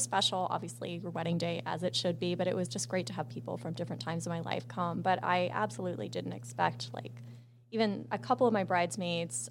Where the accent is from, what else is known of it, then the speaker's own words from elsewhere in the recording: East Coast, United States; moved away as an adult; I grew up on the East Coast, but I've lived out West mostly my whole adult life.